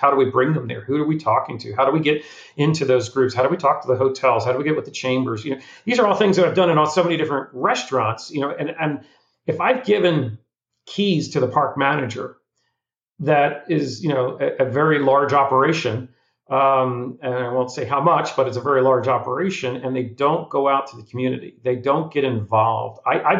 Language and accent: English; Florida, United States; Now, I'm not a mover and shaker in Destin. I'm from Florida, but you know, I don't have a park in Orlando.